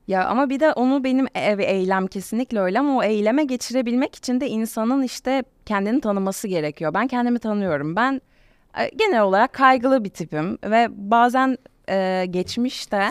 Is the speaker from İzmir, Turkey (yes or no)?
yes; İzmir, Turkey; İzmirliyim, Ege'de doğdum.